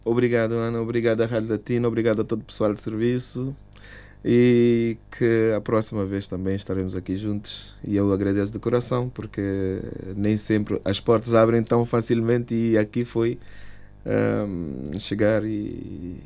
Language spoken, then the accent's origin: Portuguese; Cape Verde; now in Luxembourg; manter na cultura da minha terra